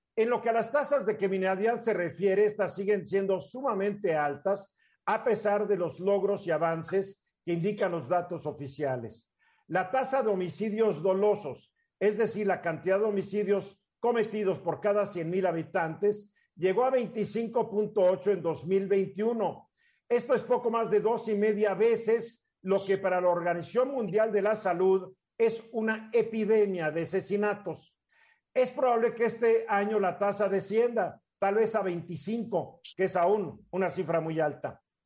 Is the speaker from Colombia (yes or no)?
no; Mexico; also born or lived in Cuernavaca, Morelos; como mexicanos